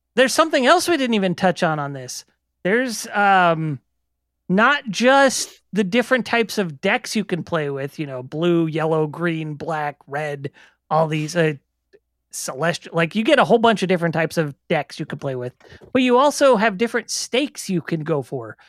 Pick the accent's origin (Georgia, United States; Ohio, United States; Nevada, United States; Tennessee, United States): Nevada, United States; Las Vegas; I grew up in Vegas.